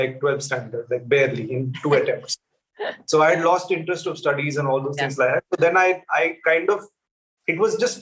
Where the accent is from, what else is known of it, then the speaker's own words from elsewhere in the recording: Bangalore, Karnataka, India; I grew up in a household in the south, in Bangalore